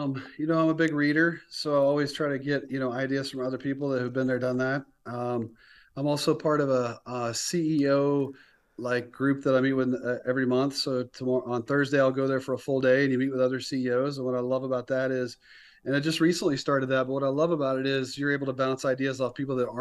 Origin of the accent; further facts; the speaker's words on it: the South, United States; growing up in the South, college football, you know, you love when the team that wasn't supposed to win wins